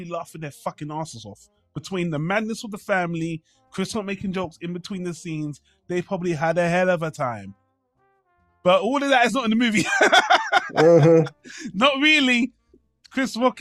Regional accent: United Kingdom; I'm British

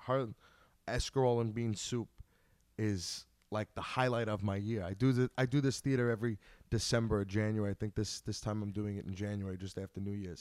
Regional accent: Long Island, New York, United States; Growing up on Long Island

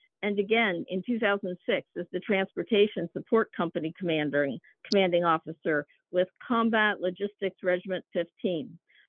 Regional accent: New York City, New York, United States; Yay, that's where I'm from.

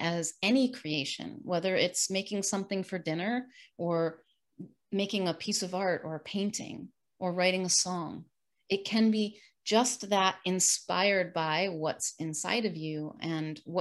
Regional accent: New York, United States; now in Sarasota, United States; I'm originally from New York, the state, not the city

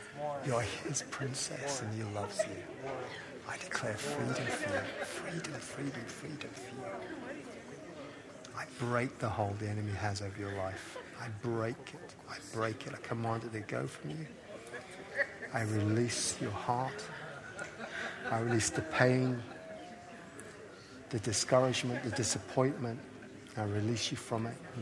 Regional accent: Coleraine, Northern Ireland, United Kingdom; I come from Coleraine

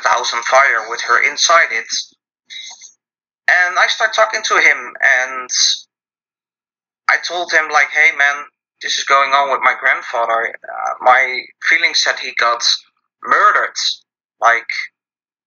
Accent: Netherlands; I'm from the Netherlands

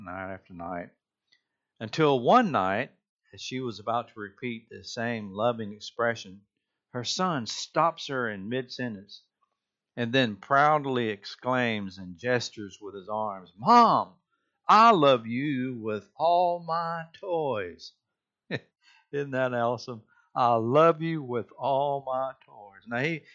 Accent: Rincon, Georgia, United States; moved away; I'm originally from Rincon, Georgia, used to be a small Bedouin community of Savannah, Georgia, but now it's grown

